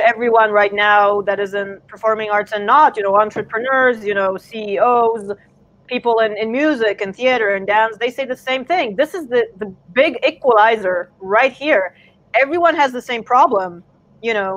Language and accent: English; San Diego, California, United States; also born or lived in Warsaw, Poland; I was born in Warsaw, Poland, but I was snagged by my parents over to California, like, early on when I was, like, 2. So pretty much I grew up in an American kind of situation, you know, San Diego